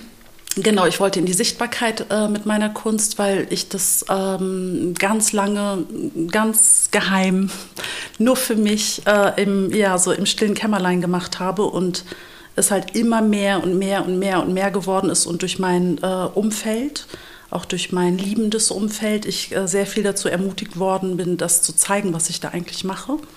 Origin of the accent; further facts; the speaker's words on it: Lower Saxony, Germany; ich bin ähm, hier geboren in Deutschland, in Niedersachsen aufgewachsen, in so einem ganz kleinen christlichen hm. Dorf